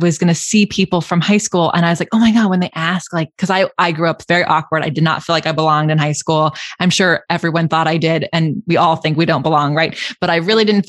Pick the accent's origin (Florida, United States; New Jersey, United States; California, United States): California, United States; Lodi; moved away as an adult; also born or lived in Orange County; there's a town called Lodi